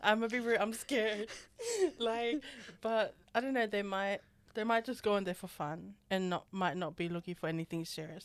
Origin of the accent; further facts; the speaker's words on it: Australia; us Australians